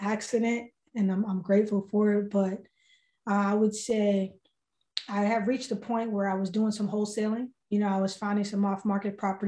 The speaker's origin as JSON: {"language": "English", "town": "Boston", "region": "Massachusetts", "country": "United States", "tie": "born or raised there", "said": "I'm born and raised in Boston"}